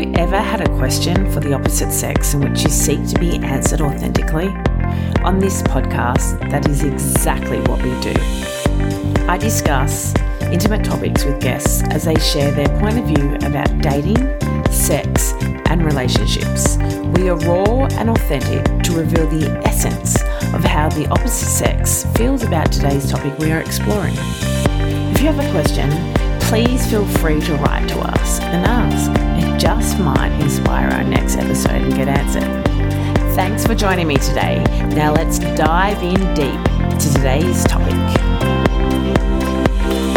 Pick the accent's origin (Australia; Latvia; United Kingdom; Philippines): Australia; as an Australian